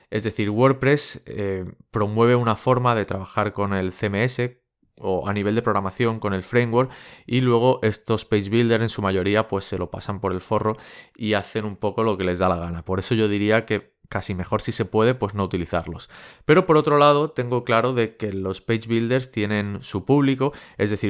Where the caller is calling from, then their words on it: California, United States; de Silicon Valley